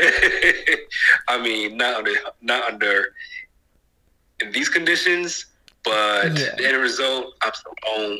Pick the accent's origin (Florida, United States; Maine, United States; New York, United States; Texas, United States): Florida, United States; South; moved away as an adult; also born or lived in Midwest; I grew up in South Florida